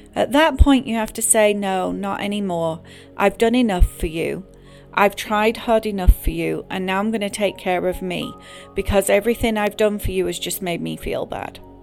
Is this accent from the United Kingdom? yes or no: yes; England, United Kingdom; Growing up in England